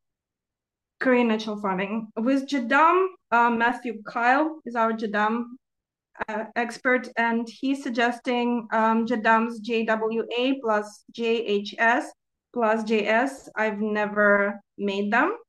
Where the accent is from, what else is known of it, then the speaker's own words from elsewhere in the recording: Ukraine; moved away; I'm originally from Ukraine and I'm an expat